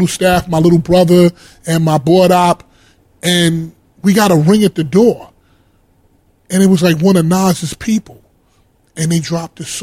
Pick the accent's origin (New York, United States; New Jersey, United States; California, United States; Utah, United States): New York, United States; New York City; I'm from Harlem